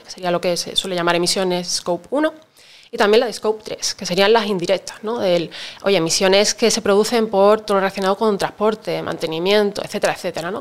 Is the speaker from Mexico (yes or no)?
no; Seville, Andalusia, Spain; cuando yo estudié ingeniería informática en mi tierra natal, en Sevilla